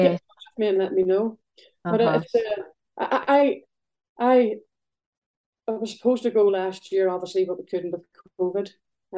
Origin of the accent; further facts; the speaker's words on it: Belfast, Northern Ireland, United Kingdom; now in northeast Scotland, United Kingdom; growing up in Belfast, I lived beside a big wall